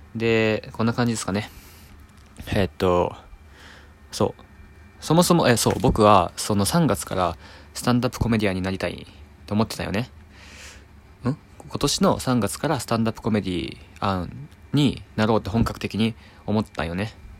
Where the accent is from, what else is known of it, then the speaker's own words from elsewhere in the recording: Naruto, Tokushima, Japan; 徳島県鳴門市出身です